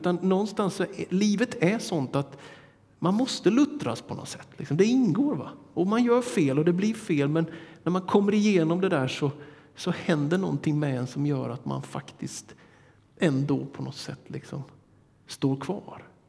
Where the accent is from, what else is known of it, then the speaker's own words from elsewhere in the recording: Småland highlands, Sweden; från min hembygd